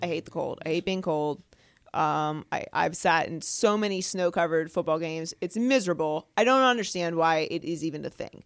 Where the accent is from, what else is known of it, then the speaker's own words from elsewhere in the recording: Pittsburgh, Pennsylvania, United States; moved away; I grew up in Pittsburgh, Pennsylvania